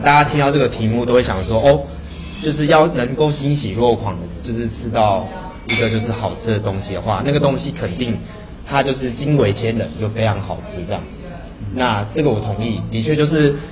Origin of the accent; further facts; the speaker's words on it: southern Taiwan, Taiwan; now in Taipei, Taiwan; 因为以前本身是男不小孩，所以就是，呃，变老师也没有那么多，然后到北部之后